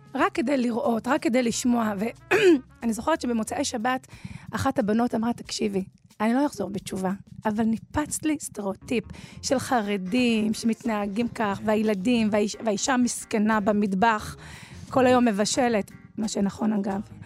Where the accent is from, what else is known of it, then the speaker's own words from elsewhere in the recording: Dimona, Southern District, Israel; אני מדימונה